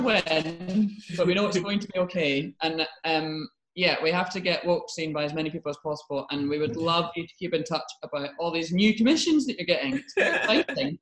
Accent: Scotland, United Kingdom; as a white person, but also as a Scottish white person

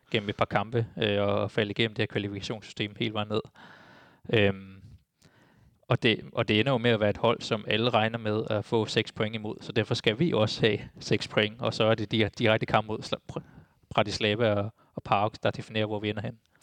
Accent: Denmark; jeg er jo også dansker

